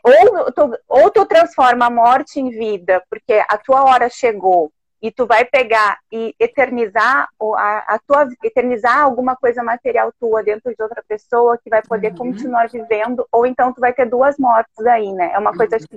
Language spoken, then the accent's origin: Portuguese; Alegrete, Rio Grande do Sul, Brazil; also born or lived in Santa Maria; now in Porto Alegre, Brazil; Eu sou daqui, eu sou daqui de Porto Alegre também. Na verdade, eu sou de Alegrete, né? Eu nasci